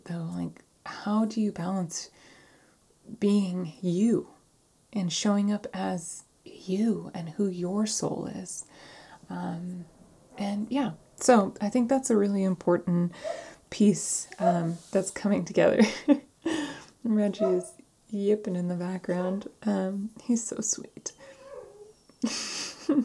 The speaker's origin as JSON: {"language": "English", "town": "San Diego", "region": "California", "country": "United States", "tie": "born or raised there", "moved": "yes", "said": "my hometown, San Diego"}